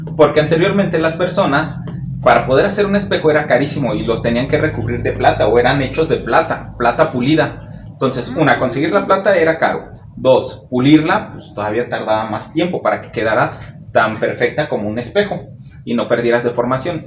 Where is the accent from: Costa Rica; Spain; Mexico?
Mexico; hasta que no salimos de nuestro país o no vamos a otro lugar, no entendemos el poder que tiene nuestra cultura en otros lugares.